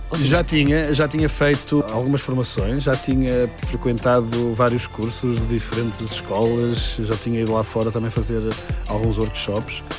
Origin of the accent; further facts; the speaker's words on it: Portugal; eu sou português, nasci cá, eh, estive na Faculdade de Engenharia do Estado do Porto